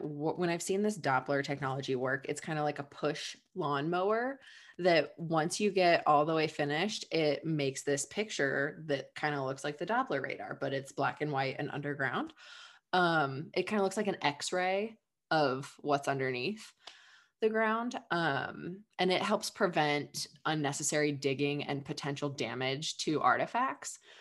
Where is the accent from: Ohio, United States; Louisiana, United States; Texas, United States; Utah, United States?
Ohio, United States; I'm from Ohio